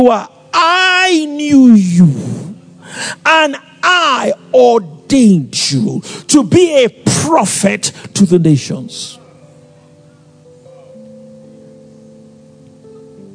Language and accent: English; Lagos, Nigeria; also born or lived in Ikom; I came from Lagos